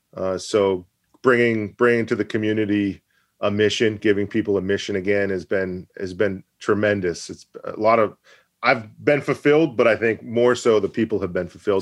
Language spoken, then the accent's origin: English; Maine, United States; also born or lived in Massachusetts; I'll never truly been from Maine, even though I've lived here since I was eight years old